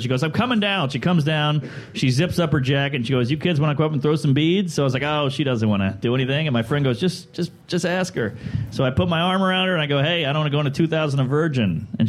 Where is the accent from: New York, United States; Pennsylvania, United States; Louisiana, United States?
Louisiana, United States; New Orleans; moved away as an adult; also born or lived in Baton Rouge; I grew up in Treme, which is now a show on HBO.